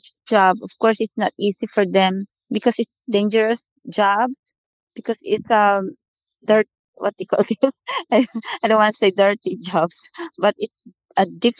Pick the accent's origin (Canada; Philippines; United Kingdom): Philippines; moved away as an adult; now in South Korea; from the Philippines, and I live here in South Korea for about 18 years as a bank consultant and an education planner.